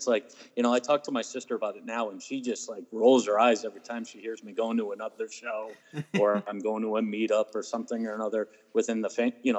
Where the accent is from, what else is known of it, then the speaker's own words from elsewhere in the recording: Holyoke, Massachusetts, United States; I'm a Holyoke boy. There's a phrase in Holyoke, you're Holyoke born. You can take the kid out of Holyoke, but Holyoke remains in him. Yeah. I've stayed here for a majority of my life, so I'm a Holyoke guy.